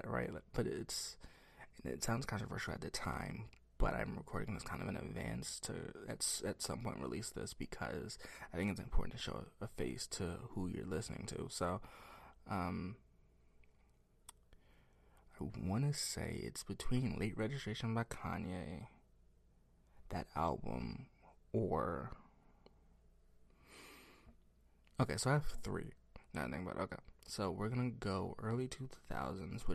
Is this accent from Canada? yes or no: no; the South, United States; I'm from the South